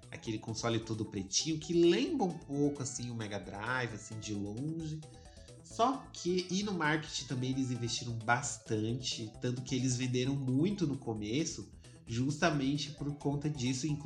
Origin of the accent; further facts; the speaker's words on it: Curitiba, Paraná, Brazil; chegou a hora de eu mostrar que eu sou de Curitiba.